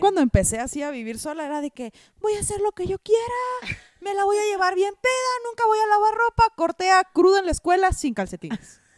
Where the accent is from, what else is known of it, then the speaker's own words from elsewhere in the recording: Hermosillo, Sonora, Mexico; yo soy de Hermosillo, Sonora